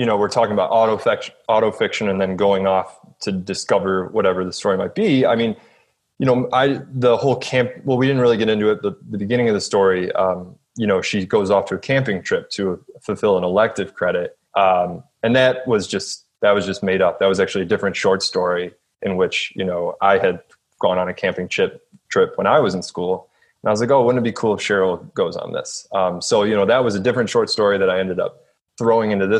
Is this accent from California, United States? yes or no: no; Cleveland, Ohio, United States; moved away as an adult; also born or lived in Athens, Ohio / Austin, Texas; now in West Virginia, United States; I grew up outside of Cleveland in kind of just like a working class suburb.